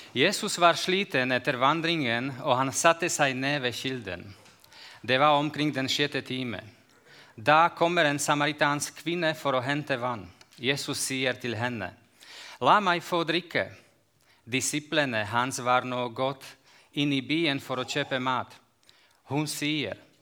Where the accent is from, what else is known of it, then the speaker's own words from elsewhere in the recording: Slovakia; Norwegian is a second language; Jeg kommer fra Slovakia, og jeg bor i jordbruksområdet. Jeg bor i Øst-Slovakia